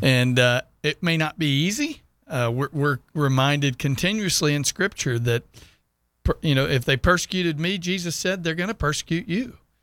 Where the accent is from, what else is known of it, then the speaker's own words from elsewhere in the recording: Sugar Land, Texas, United States; moved away; I'm from Houston